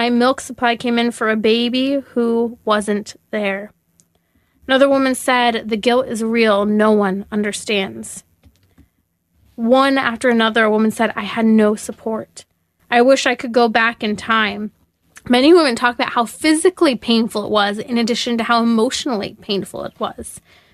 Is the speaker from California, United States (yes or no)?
yes; California, United States; my home state, such as California